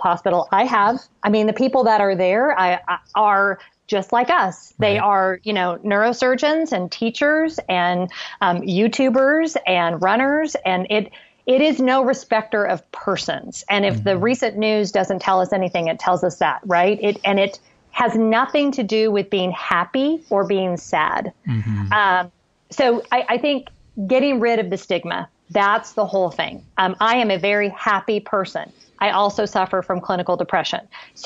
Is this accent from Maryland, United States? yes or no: no; Southern California, United States; I grew up in Southern California